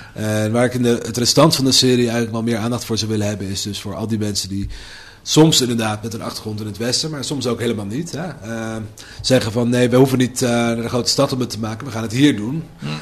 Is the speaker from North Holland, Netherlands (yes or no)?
yes; Amsterdam, North Holland, Netherlands; moved away as an adult; now in Deventer, Netherlands; als Amsterdammer